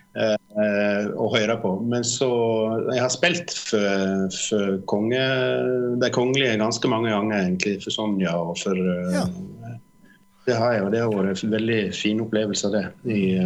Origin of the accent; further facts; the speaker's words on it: Årdalstangen, Vestland, Norway; now in Oslo, Norway; når jeg vokste opp oppe på Sletterust eller Tyen og, altså, med vidde